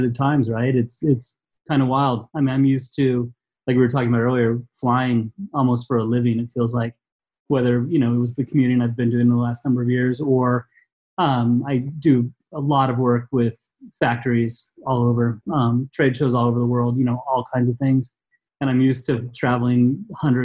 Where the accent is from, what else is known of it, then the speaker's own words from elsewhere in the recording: Boulder, Colorado, United States; growing up here